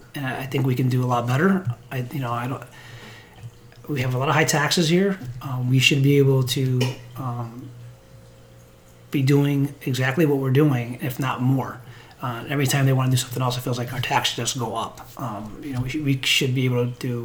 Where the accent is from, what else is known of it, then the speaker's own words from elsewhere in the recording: Middletown, Connecticut, United States; I grew up in Middletown, lived there my entire life